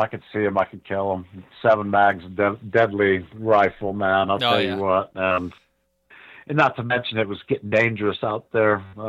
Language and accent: English; Ohio, United States; I grew up in Ohio.